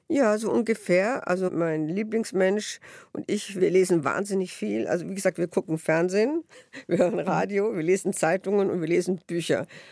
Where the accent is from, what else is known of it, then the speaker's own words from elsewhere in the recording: Tutzing, Bavaria, Germany; also born or lived in Netherlands / Bernried / Vienna; Ich bin in Tutzing und Benried aufgewachsen